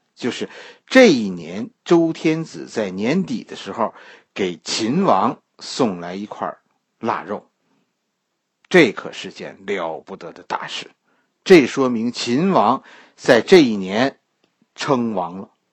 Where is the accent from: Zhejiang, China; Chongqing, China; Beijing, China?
Beijing, China; 我们北京人